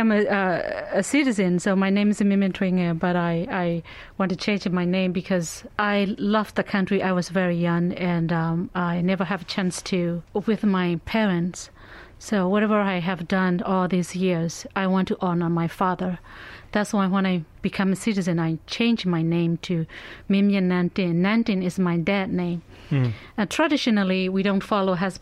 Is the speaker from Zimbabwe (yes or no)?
no; Myanmar; moved away as an adult; also born or lived in Indiana; now in Fort Wayne, United States; I'm also raised and born in Burma. And I came to the United States in 1995.